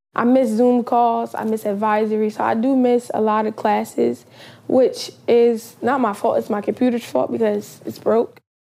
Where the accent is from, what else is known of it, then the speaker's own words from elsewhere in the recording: Georgia, United States; my home state of Georgia